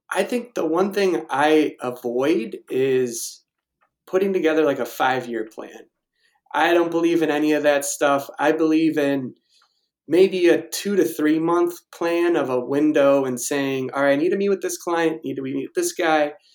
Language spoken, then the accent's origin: English; Naperville, Illinois, United States; now in Evergreen Park, United States; I'm originally from Naperville